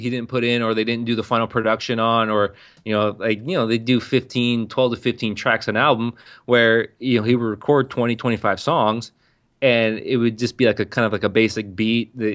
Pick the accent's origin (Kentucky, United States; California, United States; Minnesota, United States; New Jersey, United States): California, United States; San Diego; a, a, white kid from the outskirts of San Diego.